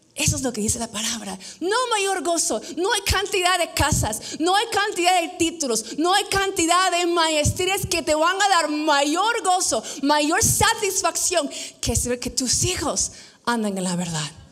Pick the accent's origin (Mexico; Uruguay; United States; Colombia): United States; moved away as an adult; now in Peru; yo crecí en Estados Unidos